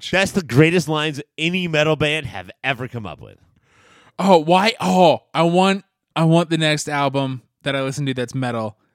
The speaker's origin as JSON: {"language": "English", "country": "Canada", "said": "I'm Canadian."}